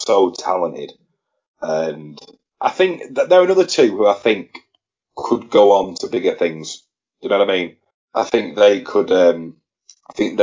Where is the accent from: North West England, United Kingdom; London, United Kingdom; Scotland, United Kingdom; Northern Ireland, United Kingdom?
North West England, United Kingdom; Blackpool; it was in my hometown